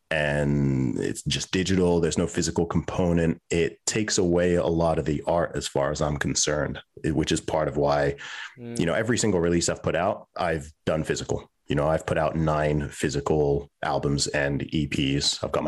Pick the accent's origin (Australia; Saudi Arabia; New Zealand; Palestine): Saudi Arabia; moved away as an adult; also born or lived in England / United Kingdom; So I was born in England. When I was a baby, my family moved to Saudi Arabia. So that's where I was raised, and I went to school there until the age of 11, but actually lived in the country technically until I was 20.